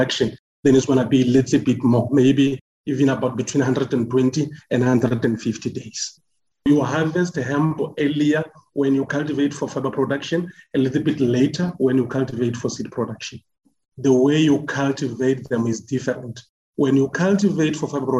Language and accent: English; Polokwane, Limpopo, South Africa; moved away as an adult; also born or lived in Free State; I grew up in Limpopo, Polokwane to be specific, and I moved to Free State when I went to do my tertiary qualifications.